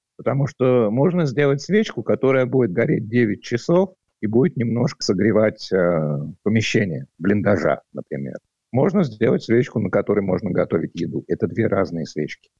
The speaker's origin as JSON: {"language": "Russian", "region": "Moscow", "country": "Russia", "tie": "born or raised there", "moved": "as an adult", "lives_now": "Latvia", "said": "Я родом из Москвы. В Латвию я переехал в начале 2013 года"}